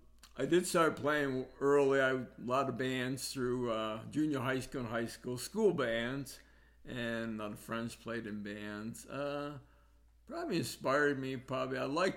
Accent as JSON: {"language": "English", "town": "Schenectady", "region": "New York", "country": "United States", "also_born_or_lived": "Naples, Florida / Huntington Beach, California / Nashville, Tennessee", "moved": "yes", "lives_now": "Broomfield, United States", "said": "I'm originally from Schenectady, New York, upstate New York. And from there, I kind of ventured down to Naples, Florida for a while. And then I went back home"}